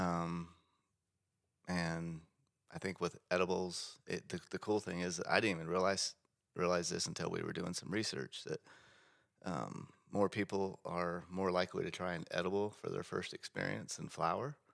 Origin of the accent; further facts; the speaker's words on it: Bartlesville, Oklahoma, United States; my hometown in Bartlesville.